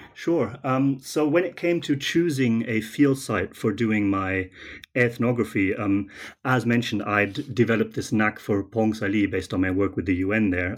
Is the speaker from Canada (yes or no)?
no; Germany; moved away; I'm from Germany originally